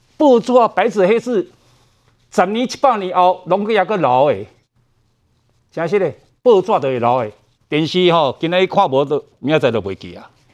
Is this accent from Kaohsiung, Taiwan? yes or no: no; Taipei, Taiwan; 我是万华长大，所以龙山国小毕业